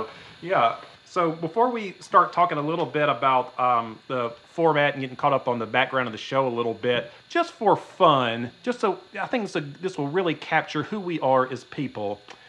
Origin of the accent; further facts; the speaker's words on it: Georgia, United States; moved away; In case you're wondering where my beautiful Midwest accent comes from, I'm from South Georgia, but I moved up here.